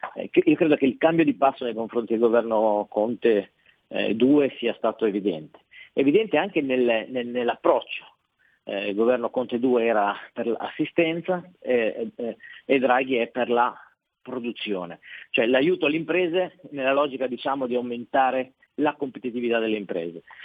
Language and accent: Italian; Loano, Liguria, Italy; da noi a Loano